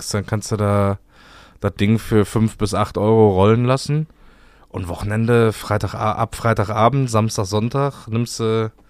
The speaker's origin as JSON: {"language": "German", "town": "Cologne", "region": "North Rhine-Westphalia", "country": "Germany", "said": "soll ich mal sagen, wo ich noch nicht war als Kölner?"}